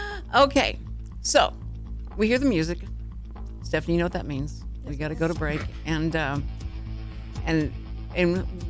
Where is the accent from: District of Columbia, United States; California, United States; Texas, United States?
Texas, United States; because of an accent, because we're from Texas